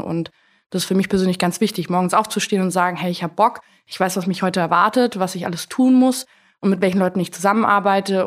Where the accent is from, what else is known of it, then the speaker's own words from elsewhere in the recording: Allgäu, Bavaria, Germany; moved away as an adult; also born or lived in Koblenz; Ich komme eigentlich aus dem Allgäu, bin dort geboren und aufgewachsen